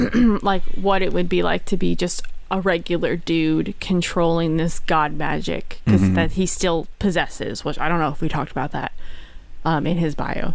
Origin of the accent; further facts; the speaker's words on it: New Jersey, United States; I'm from Jersey.